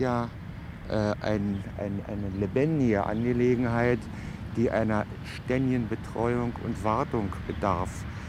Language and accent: German; Berlin, Germany; wir kennen das als Berliner